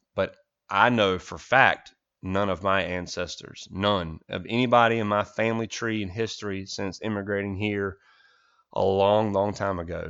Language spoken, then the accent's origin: English; United States; as an American